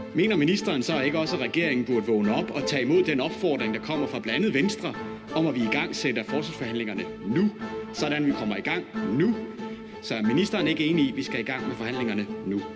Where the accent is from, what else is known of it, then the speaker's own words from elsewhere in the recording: Randers, Central Denmark Region, Denmark; jeg er jo fra Randers